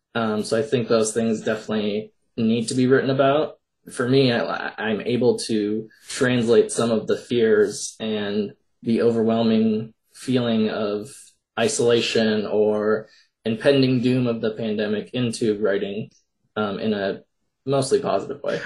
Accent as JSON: {"language": "English", "region": "Minnesota", "country": "United States", "said": "I'm from Minnesota"}